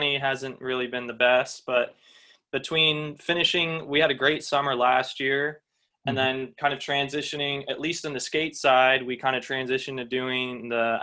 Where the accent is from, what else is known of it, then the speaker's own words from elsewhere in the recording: Westchester, New York, United States; Trevor and I grew up skateboarding in Westchester